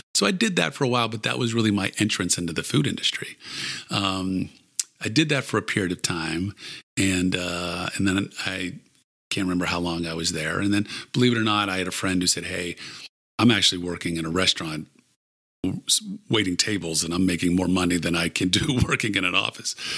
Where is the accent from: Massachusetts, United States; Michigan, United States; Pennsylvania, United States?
Pennsylvania, United States; Pittsburgh; also born or lived in Maryland; I grew up in Pittsburgh, went to, as I said, University of Maryland, then moved back here.